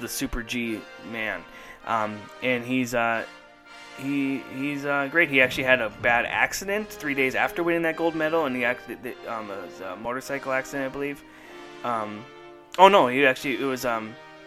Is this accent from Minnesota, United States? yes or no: yes; Duluth, Minnesota, United States; my hometown, Duluth, Minnesota